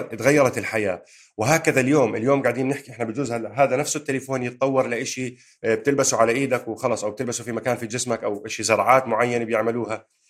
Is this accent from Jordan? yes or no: yes; Jordan; moved away as an adult; now in United Kingdom; انا وياك اجينا من الاردن على بريطانيا